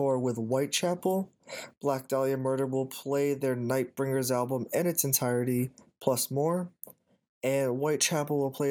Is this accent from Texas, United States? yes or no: no; Port Chester, New York, United States; Porchester, New York is my hometown